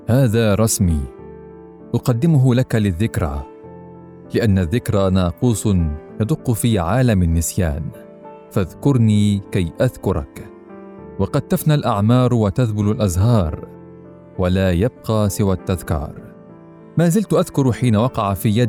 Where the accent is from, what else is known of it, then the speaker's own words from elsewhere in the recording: Palestine; also born or lived in Beirut, Lebanon; انا الفلسطيني المولود في بيروت من اب قضى جل عمره بين السجون والمنفى وام فلسطينيه ولدت لاجئه في لبنان انا المتنقل بين عواصم الارض وسائح في الشتات من لبنان لسوريه لليمن لتونس لمصر وانتهاء بغزه